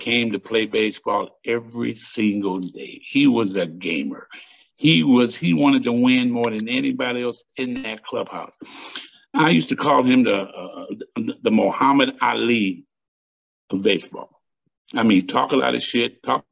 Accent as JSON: {"language": "English", "town": "Cleveland", "region": "Ohio", "country": "United States", "tie": "born or raised there", "said": "my hometown of Cleveland, Ohio"}